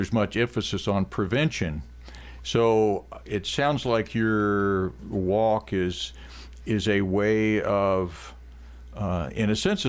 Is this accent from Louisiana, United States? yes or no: no; Jefferson City, Missouri, United States; I'm from Jeff City.